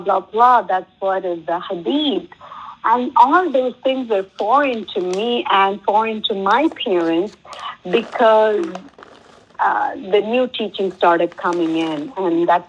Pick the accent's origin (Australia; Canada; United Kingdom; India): India; South India; I come from South